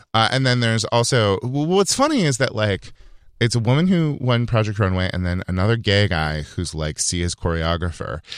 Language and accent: English; Yuba City, California, United States; born or raised there; moved away